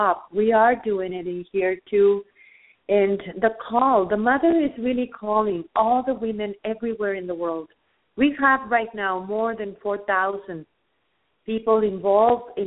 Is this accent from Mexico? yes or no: yes; Mexico; I am from Mexico